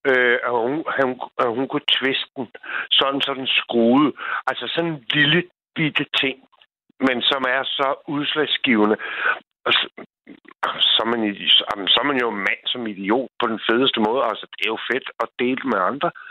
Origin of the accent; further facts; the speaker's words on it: Copenhagen, Capital Region of Denmark, Denmark; moved away as an adult; now in Bornholm, Denmark; jeg er fra Sydhavnen, og Sydhavnen, altså, hvis man er fra havnen eller fra, noget, fra noget sted af, så skal man kunne stå inden for det.